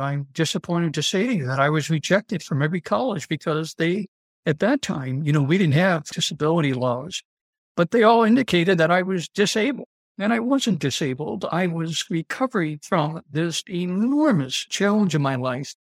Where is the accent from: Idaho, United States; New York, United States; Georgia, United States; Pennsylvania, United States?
New York, United States; Dunkirk; moved away as an adult; also born or lived in New England / Italy; I was born and raised in Dunkirk, New York, which is a small rural community outside of Buffalo, New York.